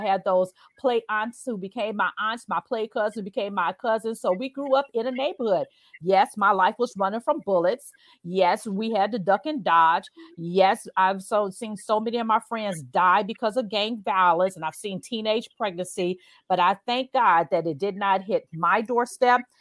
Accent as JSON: {"language": "English", "town": "Chicago", "region": "Illinois", "country": "United States", "tie": "born or raised there", "said": "So I grew up in the Chicago Housing Public Authority called the Dearborn Homes, 2900 South State Street, apartment 401 60616."}